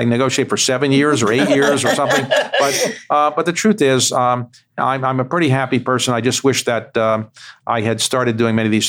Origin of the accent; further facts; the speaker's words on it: United States; when I was growing up in the United States